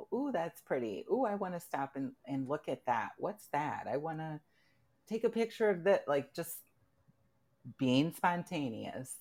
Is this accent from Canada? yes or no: no; Midwest, United States; I'm from the Midwest